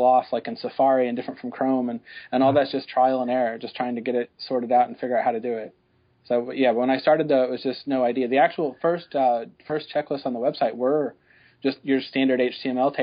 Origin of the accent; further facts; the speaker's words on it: Joplin, Missouri, United States; also born or lived in Texas; I'm from Joplin, Missouri. Well, I was born in Texas, but my whole family's from Joplin.